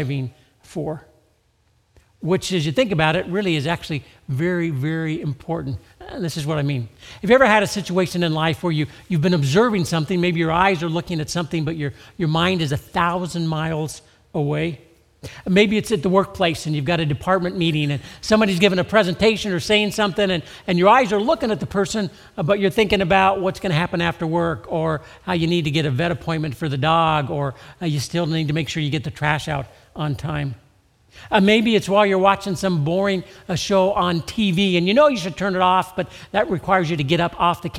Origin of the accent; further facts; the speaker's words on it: Southern California, United States; I grew up in Southern California